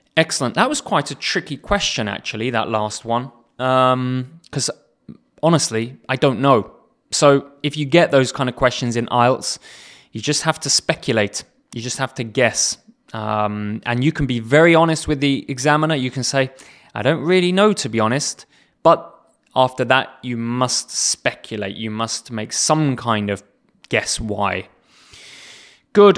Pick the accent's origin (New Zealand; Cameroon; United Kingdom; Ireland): United Kingdom; England; I come from England